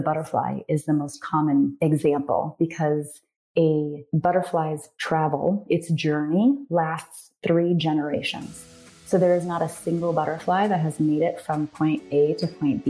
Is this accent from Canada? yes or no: no; North Carolina, United States; moved away as an adult; also born or lived in Japan; now in Arizona, United States; I'm from North Carolina